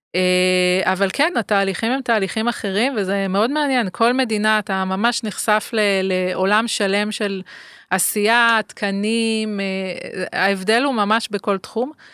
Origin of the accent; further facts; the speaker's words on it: Ashdod, Southern District, Israel; גדלתי באשדוד, שהיא גם עיר uh, על הים, ימית